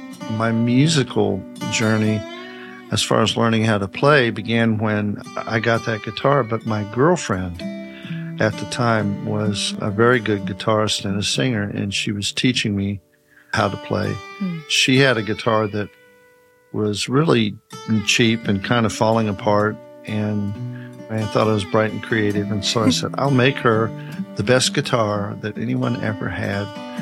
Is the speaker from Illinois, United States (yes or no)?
no; Mount Sterling, Kentucky, United States; In Mount Sterling, Kentucky.